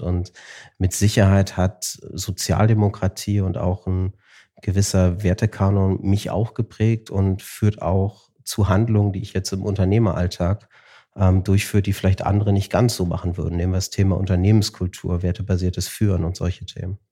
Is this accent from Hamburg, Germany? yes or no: yes; Hamburg, Germany; Wir sind in Hamburg groß geworden.